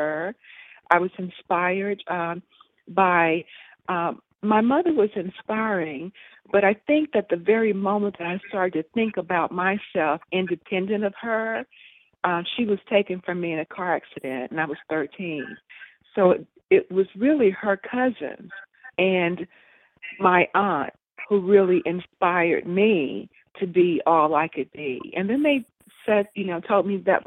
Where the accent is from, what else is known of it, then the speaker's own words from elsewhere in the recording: Mississippi, United States; I grew up in Mississippi